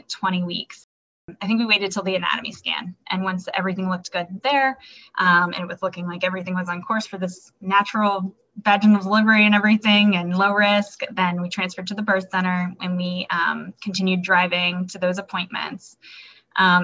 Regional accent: Florida, United States; moved away as an adult; also born or lived in Hawaii; now in Baltimore, United States; I'm originally from Florida

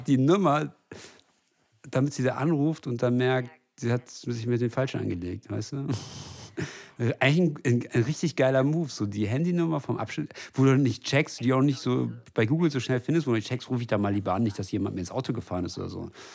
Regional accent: West Germany, Germany; ich bin äh, Westdeutscher

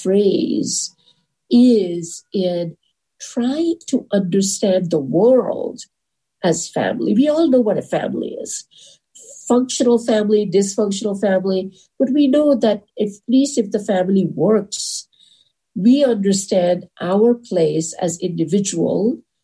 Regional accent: India; moved away as an adult; also born or lived in California; I come from India

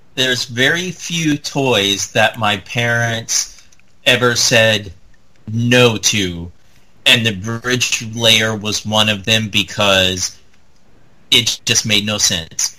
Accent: Indiana, United States; where I grew up in Indiana

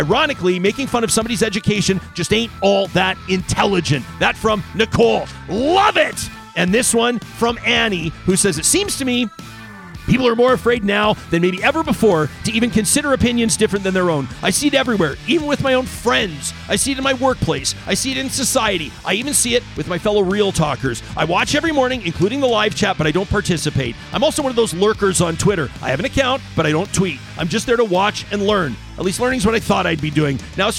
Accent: Saskatchewan, Canada; born there; also born or lived in Alberta

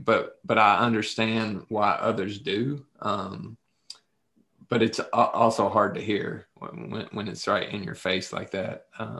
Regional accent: Appalachia, United States; accent: Appalachian; when I get outside of Appalachia, of course, when I'm talking to you, my accent's even stronger

